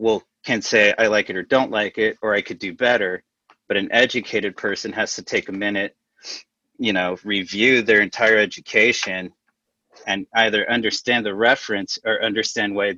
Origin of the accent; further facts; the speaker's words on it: South Texas, United States; I grew up in South Texas